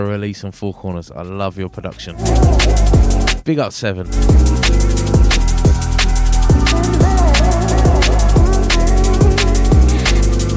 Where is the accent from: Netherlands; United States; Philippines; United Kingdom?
United Kingdom; Hastings, South East England; my hometown Hastings